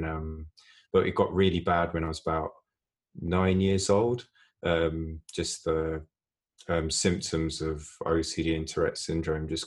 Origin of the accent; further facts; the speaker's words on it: London, United Kingdom; I grew up in a nice place, suburb of London